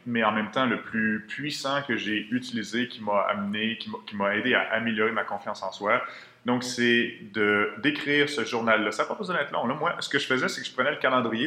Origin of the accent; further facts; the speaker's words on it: Quebec City, Quebec, Canada; moved away; je viens de Québec à l'origine.